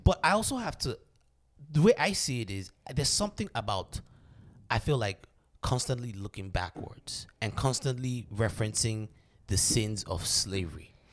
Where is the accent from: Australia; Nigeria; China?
Nigeria; now in United States; me as a Nigerian man